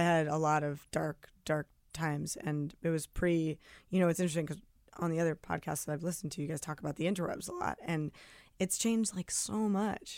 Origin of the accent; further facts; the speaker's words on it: New Jersey, United States; also born or lived in Brooklyn, New York; I was born in Brooklyn, raised outside the city in Jersey, but, like, a half hour